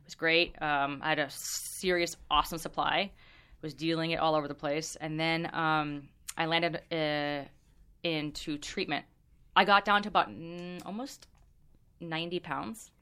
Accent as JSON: {"language": "English", "area": "Orange County", "region": "California", "country": "United States", "tie": "born or raised there", "said": "I grew up in Orange County, which is super, super conservative"}